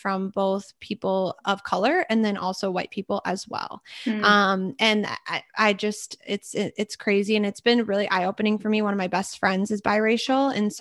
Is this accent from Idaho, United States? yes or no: no; Minnesota, United States; also born or lived in Edina, Minnesota / Stillwater, Minnesota; I'm from Minnesota, born and raised, went to St. Thomas, studied fashion.